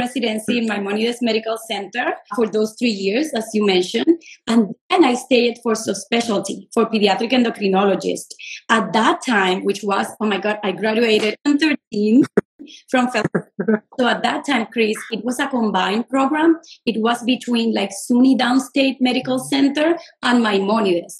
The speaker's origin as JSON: {"language": "English", "country": "Puerto Rico", "also_born_or_lived": "New York City, United States / Los Angeles, United States / Miami, United States", "moved": "as an adult", "said": "I'm originally from Puerto Rico"}